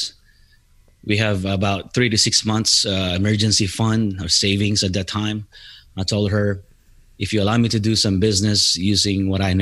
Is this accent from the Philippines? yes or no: yes; Philippines; moved away as an adult; now in United States; I'm originally from the Philippines. I came here in the United States back in September of 1997.